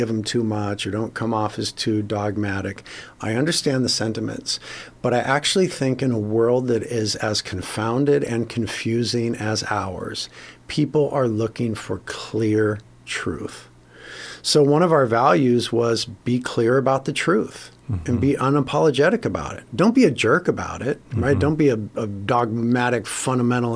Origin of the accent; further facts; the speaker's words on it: Carpinteria, California, United States; we ended up starting a church in Carpinteria, my hometown